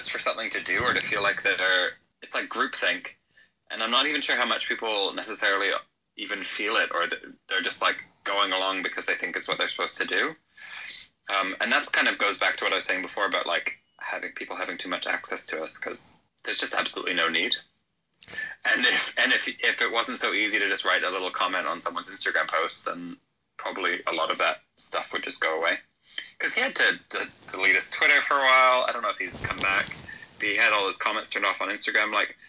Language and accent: English; Canada; moved away; I'm fully Canadian. I don't know.